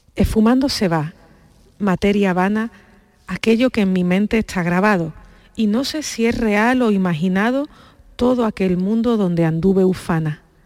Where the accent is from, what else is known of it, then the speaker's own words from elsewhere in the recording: Andalusia, Spain; los andaluces somos buenos lectores